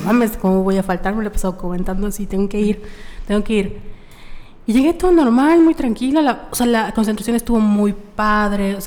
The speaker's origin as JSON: {"language": "Spanish", "town": "Mérida", "region": "Yucatán", "country": "Mexico", "said": "somos de Mérida, Yucatán"}